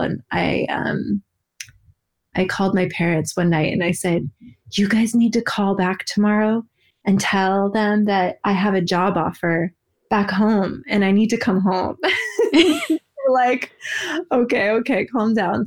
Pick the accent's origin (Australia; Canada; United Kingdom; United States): United States; outside Portland, Oregon; I grew up more of an Oregon girl